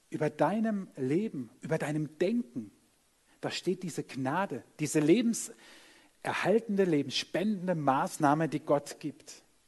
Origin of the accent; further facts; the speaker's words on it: Germany; wir sind Deutsche, wir sind auch noch an der Schweizer Grenze